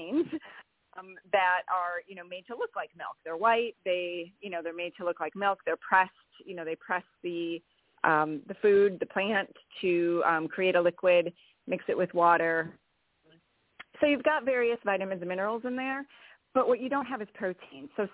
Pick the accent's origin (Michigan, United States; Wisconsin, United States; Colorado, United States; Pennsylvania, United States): Wisconsin, United States; I am from Wisconsin